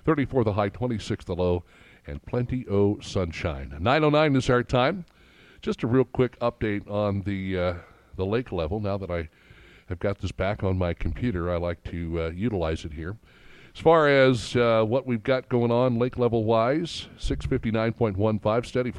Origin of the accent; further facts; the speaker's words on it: Florissant, Missouri, United States; I grew up in St. Louis, right, up in North County in Florissant